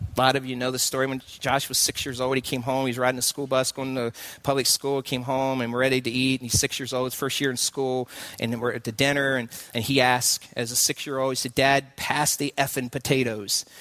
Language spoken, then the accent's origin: English; Southeast, United States; moved away; I'm from the southeast, and so uh, uh, you can pick up on drawing.